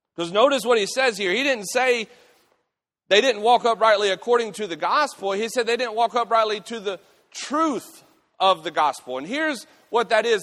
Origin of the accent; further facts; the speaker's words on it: United States; I'm a Christian before I'm an American